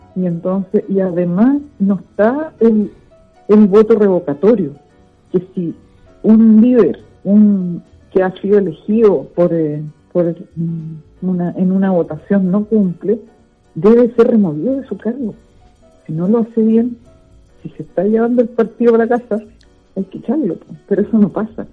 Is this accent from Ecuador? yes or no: no; Viña del Mar, Valparaíso, Chile; also born or lived in Villa Alemana / Playa Ancha / Quilpué; nací en Viña del Mar un 9 de noviembre de 1952